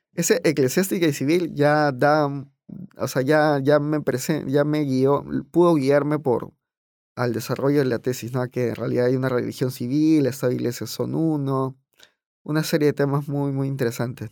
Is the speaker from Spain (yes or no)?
no; Peru